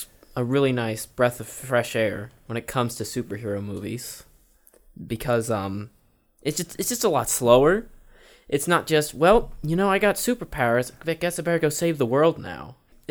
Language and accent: English; Cherokee, United States; I'm from Cherokee